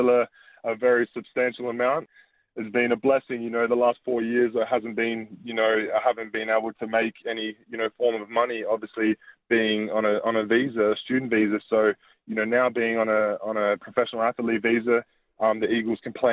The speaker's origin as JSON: {"language": "English", "town": "Adelaide", "region": "South Australia", "country": "Australia", "moved": "as an adult", "lives_now": "Philadelphia, United States", "said": "I'm the third Australian in the room"}